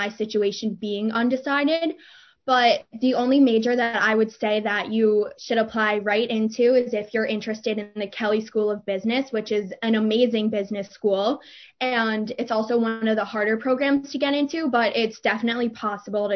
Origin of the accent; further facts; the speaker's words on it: Demarest, New Jersey, United States; I'm from Demarest, New Jersey